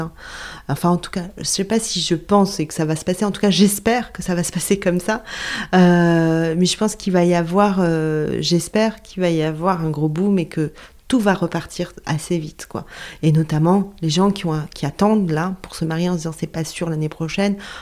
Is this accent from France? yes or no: yes; south of France, France; moved away; je viens du sud de la France